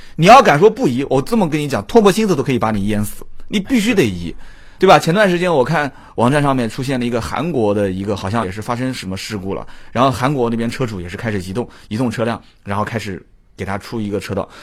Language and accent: Chinese; Nanjing, Jiangsu, China; 我南京人啊